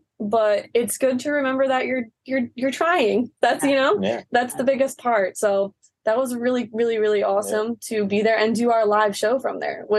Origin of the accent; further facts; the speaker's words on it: Long Island, New York, United States; because for us growing up on the East Coast on Long Island, it was like, there was really nothing.